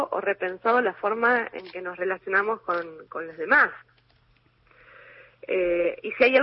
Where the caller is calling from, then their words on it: Buenos Aires, Argentina; de Parque Centenario, mis tres últimos números son 736.